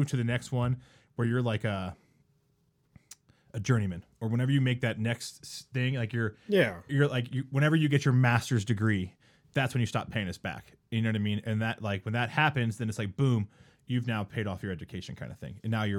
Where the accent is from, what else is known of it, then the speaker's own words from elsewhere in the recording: East Coast, United States; moved away as an adult; now in Colorado, United States; No, man, I'm from the East Coast. Just moved out here about a year ago.